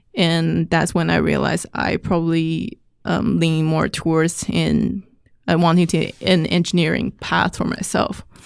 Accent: Taipei, Taiwan; moved away as an adult; I grew up in Taiwan

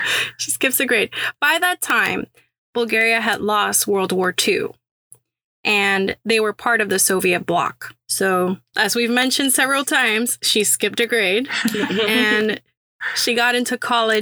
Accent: Puerto Rico; also born or lived in Syracuse, New York; now in Houston, United States; a Syracuse School of Architecture graduate from Puerto Rico, now sweating in Houston, Texas

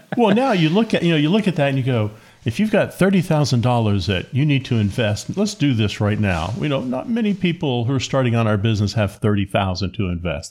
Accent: Appalachia, United States; growing up on a farm, growing up in Appalachia

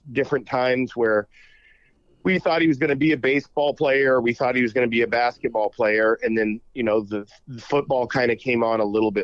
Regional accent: Iowa, United States; I grew up in Iowa

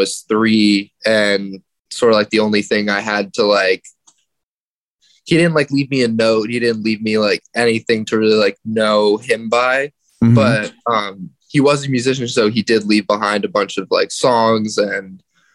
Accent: New York City, New York, United States; also born or lived in Portland, Oregon; I was born in Brooklyn, New York. Raised in Brooklyn.

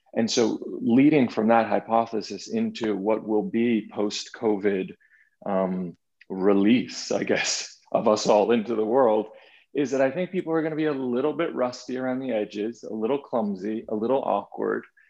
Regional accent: Boston, Massachusetts, United States; moved away as an adult; also born or lived in New York City; growing up in Boston, Massachusetts, and then moving to New York City and living in New York City for 15 years

